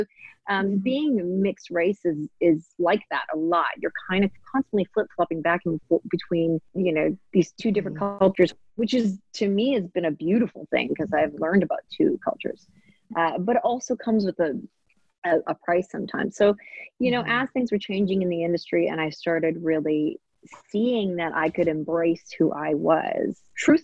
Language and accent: English; Maple Ridge, British Columbia, Canada; also born or lived in Hong Kong; I grew up in Maple Ridge and in Canada